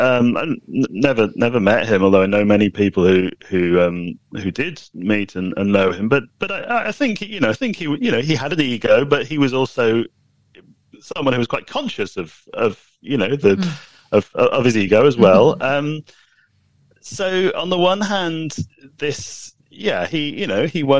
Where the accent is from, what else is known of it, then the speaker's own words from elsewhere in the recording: United Kingdom; I'm British